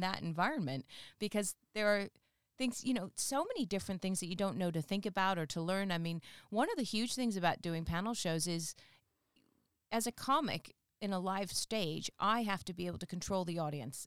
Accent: England, United Kingdom; the North don't realize I'm from the South unless I tell them because of the whole accent

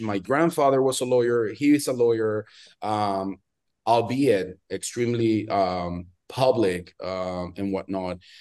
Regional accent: Venezuela; moved away as an adult; also born or lived in Miami, United States; now in New York, United States; I'm originally from Venezuela. I'm from Latin America, uh, born and raised, and spent, you know, big chunk of my life there until I was around twenty-six, twenty-seven.

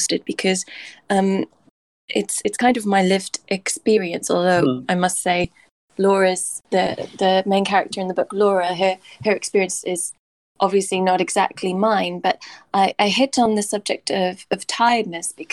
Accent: Swansea, Wales, United Kingdom; moved away as an adult; now in London, United Kingdom; I'm from Swansea, so it was my first kind of time in London away from my family

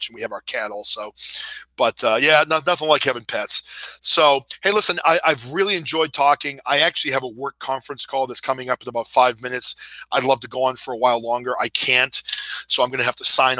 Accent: New Hampshire, United States; now in Massachusetts, United States; I've lived in the U.S. my entire life. I grew up in New Hampshire

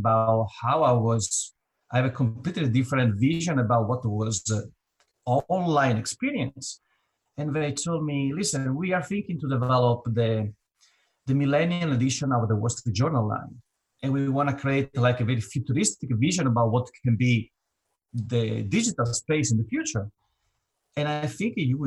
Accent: Italy; moved away as an adult; now in New York, United States; I'm Italian. I grew up in Italy, and now I'm living in the United States, New York.

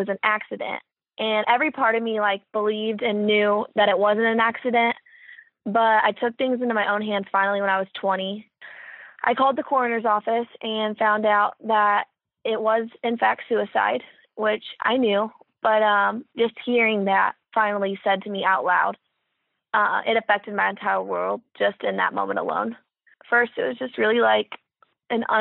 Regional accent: Kokomo, Indiana, United States; I'm from Kokomo, Indiana. And my childhood was full of different sporting events

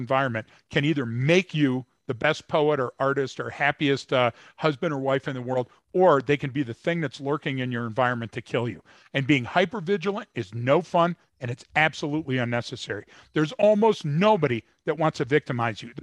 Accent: Detroit, Michigan, United States; I was born and raised in Detroit.

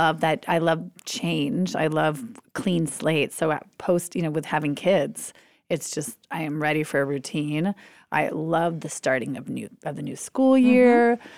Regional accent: Minneapolis, Minnesota, United States; also born or lived in New York City; I've always loved being able to say, well, I've grown up in Minneapolis, but I was born in New York City.

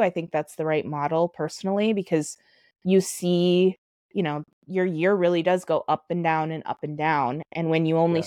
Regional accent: South Dakota, United States; moved away as an adult; also born or lived in Minneapolis-St. Paul, Minnesota; now in Minneapolis, United States; I was born in South Dakota. I've lived in Minneapolis, St. Paul for the last 10 years.

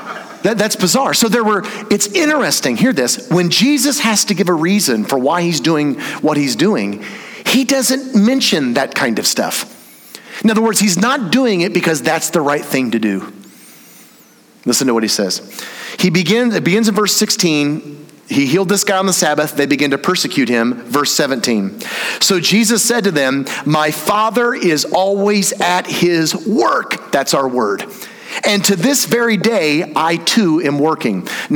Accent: Indiana, United States; I grew up in Indiana. You know that place where like really good basketball's from?

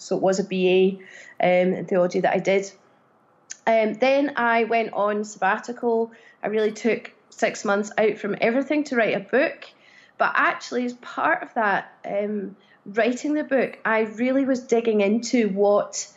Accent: Glasgow, Scotland, United Kingdom; also born or lived in Edinburgh / Cardiff, Wales; My significant growing up years were in Glasgow.

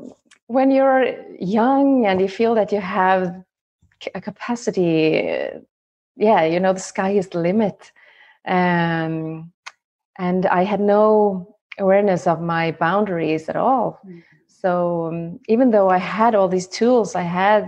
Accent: Norway; I am from Norway

